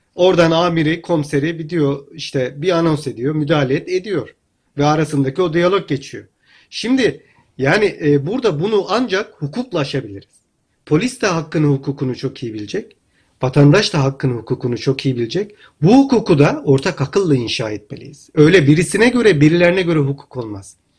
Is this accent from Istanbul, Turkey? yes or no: no; Hatay, Turkey; Ben Hataylıyım